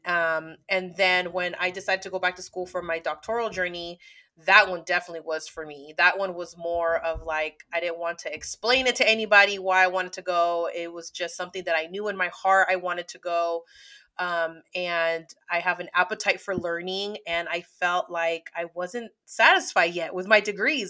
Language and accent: English; San Francisco, California, United States; I'm from the Bay Area.